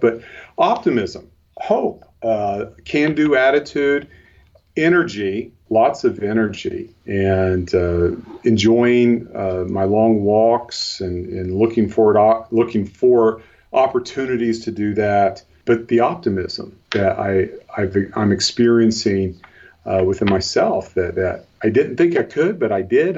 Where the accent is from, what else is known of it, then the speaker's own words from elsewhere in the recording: Cincinnati, Ohio, United States; now in northern Ohio, United States; I, I, grew up in the Cincinnati, Ohio area